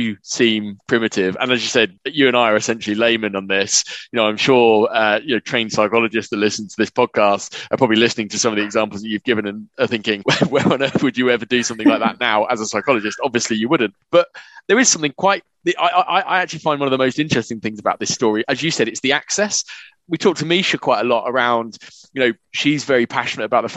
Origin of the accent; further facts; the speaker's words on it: England, United Kingdom; we're English